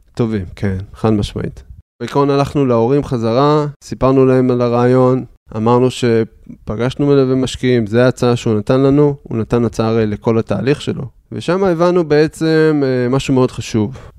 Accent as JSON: {"language": "Hebrew", "town": "Haifa", "region": "Haifa District", "country": "Israel", "tie": "born or raised there", "also_born_or_lived": "Beersheba", "said": "בחיפה אני גדלתי, אני חיפאי מאז ומתמיד"}